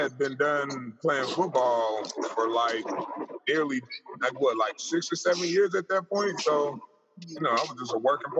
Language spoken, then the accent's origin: English; Dayton, Ohio, United States; also born or lived in San Diego, California; I'm a kid from Dayton, Ohio. Well, San Diego, born in San Diego, raised in Dayton, Ohio.